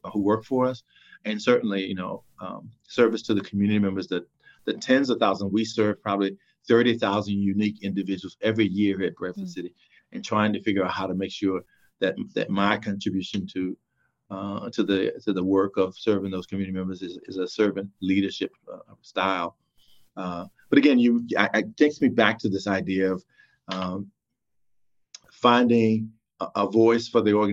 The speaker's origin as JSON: {"language": "English", "region": "Virginia", "country": "United States", "tie": "born or raised there", "moved": "as an adult", "lives_now": "California, United States", "said": "Chesapeake, Virginia, which is near my hometown of North Virginia"}